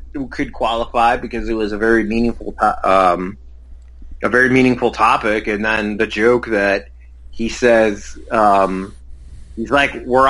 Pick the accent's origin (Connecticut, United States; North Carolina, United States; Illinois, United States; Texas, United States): Illinois, United States; Sox country; I grew up in Sox country